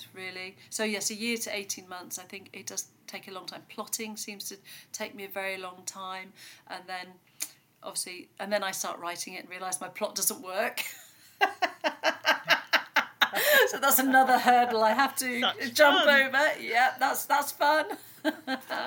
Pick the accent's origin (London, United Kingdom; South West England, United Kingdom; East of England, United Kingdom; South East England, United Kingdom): South West England, United Kingdom; Devon; I grew up here in Devon actually, in the middle of nowhere